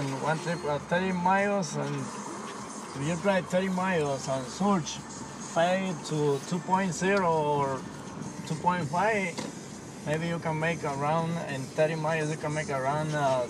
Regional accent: Guatemala; now in California, United States; I'm from Guatemala, right there, there's a lot of rivers.

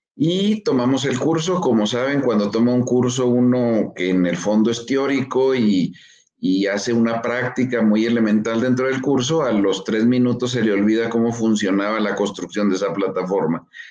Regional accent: Chihuahua, Mexico; yo soy mexicano y nací y vivo aquí en Chihuahua

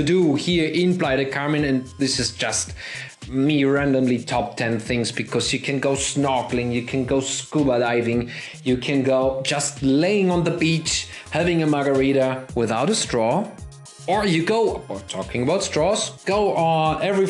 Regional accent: Germany; accent: German; English is a second language; my German accent

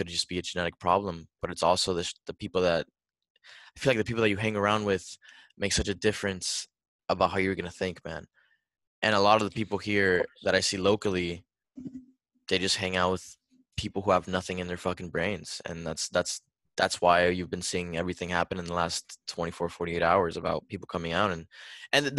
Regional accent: Miami, Florida, United States; I'm from Miami

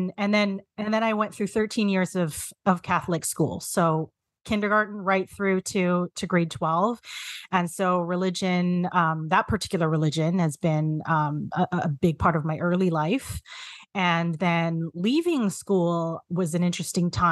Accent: Canada; identify as a Filipina Canadian

